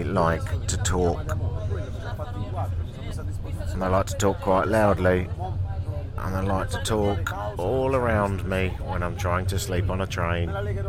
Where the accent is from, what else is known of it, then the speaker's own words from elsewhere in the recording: United Kingdom; I am British, but I'm so unbelievably ashamed of Brexit that I sometimes deny it. And in fact, I am half Irish.